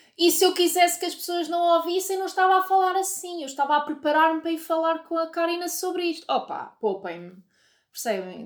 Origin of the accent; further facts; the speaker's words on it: Oliveira do Hospital, Coimbra District, Portugal; da Oliveira do Hospital, que é de onde eu venho